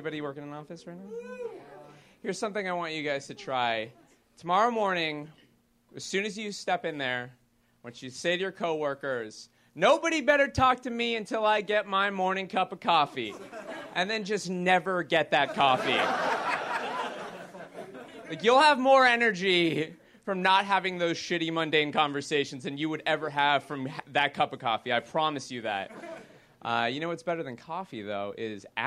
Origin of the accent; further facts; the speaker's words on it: United States; I'm an American